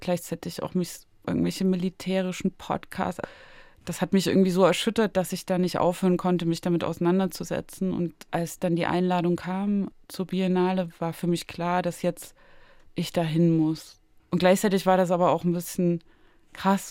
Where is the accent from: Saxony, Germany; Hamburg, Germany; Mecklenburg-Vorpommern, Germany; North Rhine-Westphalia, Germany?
Saxony, Germany; Zwickau; moved away; also born or lived in Berlin; in meiner Heimatstadt Zwickau